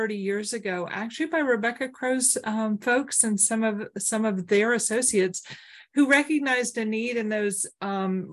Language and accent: English; Oak Ridge, Tennessee, United States; I grew up in Oak Ridge